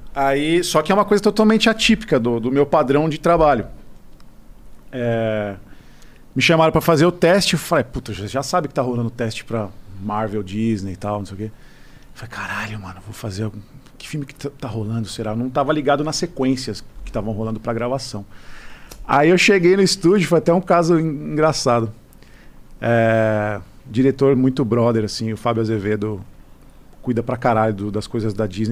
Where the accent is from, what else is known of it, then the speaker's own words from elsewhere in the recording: São Paulo, Brazil; eu sou paulista